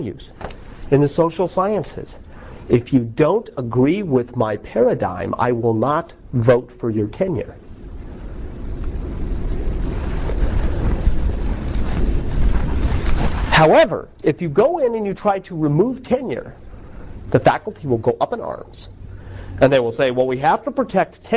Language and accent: English; United States; I'm unabashedly American